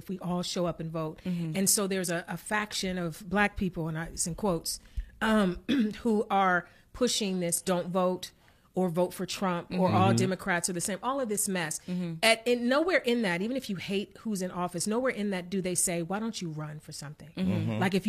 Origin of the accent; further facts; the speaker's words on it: East Cleveland, Ohio, United States; I'm from East Cleveland